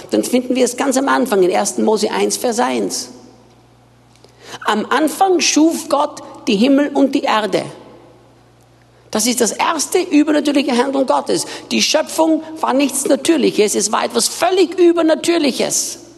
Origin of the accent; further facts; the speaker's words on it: Austria; now in Brazil; Ich bin Österreicher, bin in Österreich geboren und aufgewachsen